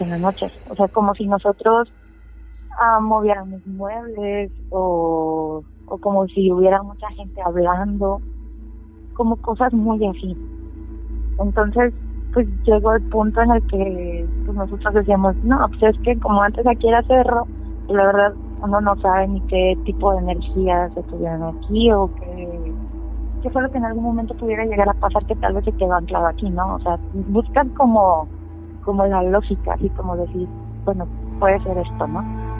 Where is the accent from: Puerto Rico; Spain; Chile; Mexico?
Mexico; Valle de Santiago, Guanajuato; yo pues nací aquí, en Valle, ah, y pues bueno, mis papás son de, de Salvatierra